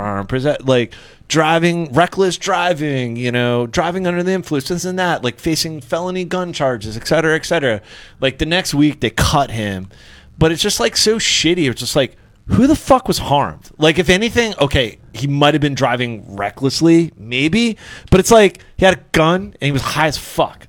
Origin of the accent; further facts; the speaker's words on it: Pennsylvania, United States; now in Dundalk, United States; I'm from Pennsylvania